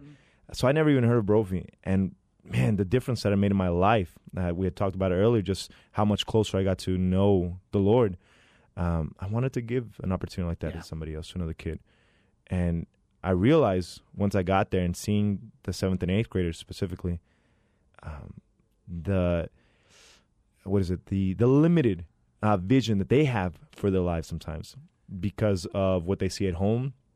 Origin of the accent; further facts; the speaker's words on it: Phoenix, Arizona, United States; born and raised here in Phoenix, Arizona. Been here my whole life